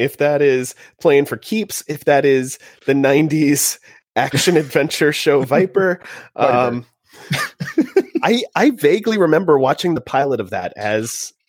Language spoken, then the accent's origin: English; Big Ten country, Midwest, United States; I grew up in Big Ten country.